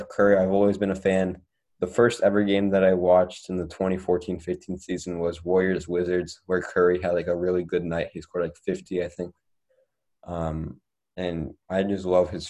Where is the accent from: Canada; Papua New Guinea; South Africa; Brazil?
Canada; I'm from Canada